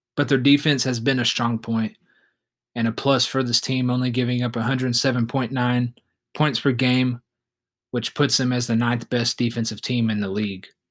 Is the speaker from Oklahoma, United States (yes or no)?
yes; Oklahoma City, Oklahoma, United States; we have my hometown team, the Oklahoma City Thunder